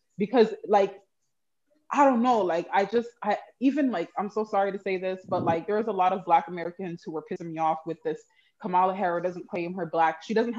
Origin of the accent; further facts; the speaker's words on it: Canada; And I don't know if it's because I'm Canadian and I didn't have the direct effects of whatever he changed in the US